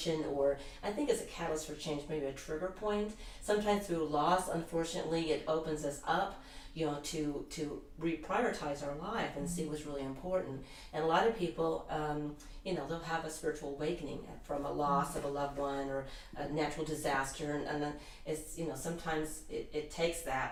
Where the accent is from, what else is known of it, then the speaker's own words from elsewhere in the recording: United States; here I'm an American